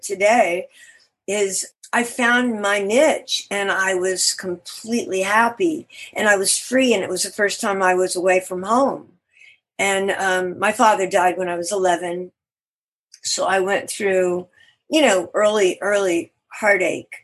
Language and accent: English; Beaumont, Texas, United States; moved away; I was born in Beaumont, Texas.